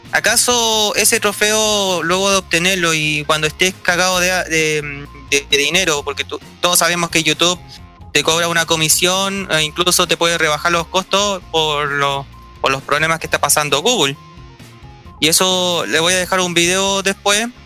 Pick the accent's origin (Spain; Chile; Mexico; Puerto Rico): Chile